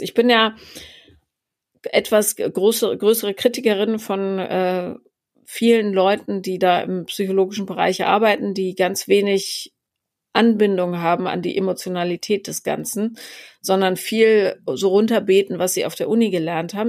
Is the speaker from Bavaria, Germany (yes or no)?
yes; Regensburg, Bavaria, Germany; moved away; also born or lived in Munich; ich bin äh, ja zwischen München und Bamberg aufgewachsen in Regensburg